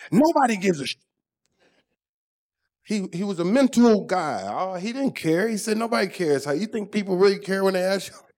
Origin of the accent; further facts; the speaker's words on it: Germany; Growing up in Germany, I had to learn how to read people's lips to try to understand.